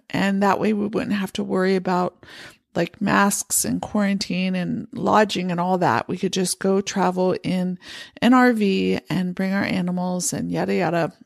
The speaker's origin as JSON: {"language": "English", "region": "Pennsylvania", "country": "United States", "tie": "born or raised there", "also_born_or_lived": "San Francisco Bay Area, California", "moved": "as an adult", "lives_now": "Montana, United States", "said": "I grew up in Pennsylvania"}